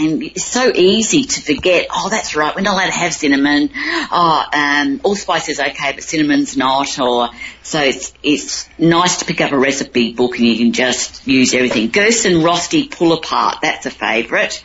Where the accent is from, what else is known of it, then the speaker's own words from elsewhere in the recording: Cairns, Queensland, Australia; in my hometown of Cairns